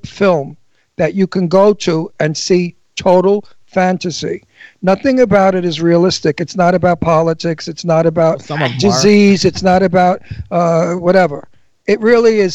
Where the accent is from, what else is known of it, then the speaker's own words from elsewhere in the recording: New York City, New York, United States; I'm from Brooklyn